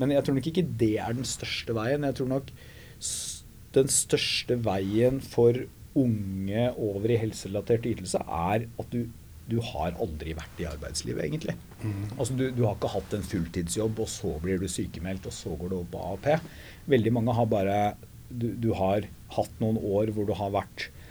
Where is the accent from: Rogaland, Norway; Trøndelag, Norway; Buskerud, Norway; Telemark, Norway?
Telemark, Norway; Porsgrunn; Hydro hjemme i Porsgrunn